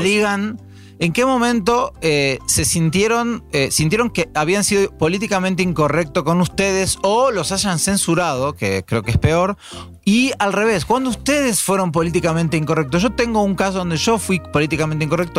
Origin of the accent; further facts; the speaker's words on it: Argentina; now in Mexico; soy judío y argentino.